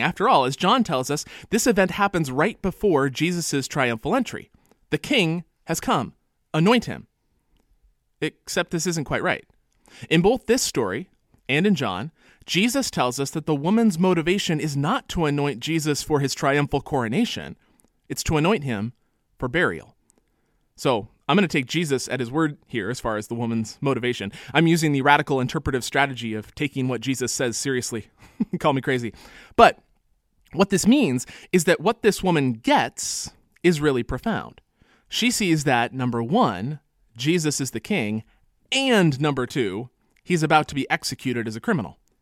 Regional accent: California, United States; I'm a Californian

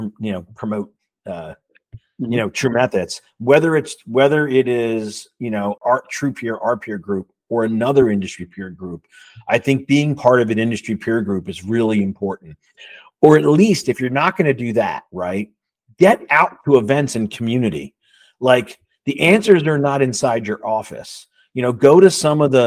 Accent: Levittown, United States; I grew up in Levittown in a blue collar house

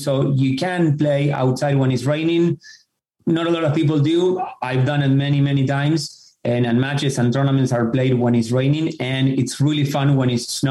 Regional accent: Argentina; moved away as an adult; now in Fairfield County, United States; I grew up in Argentina

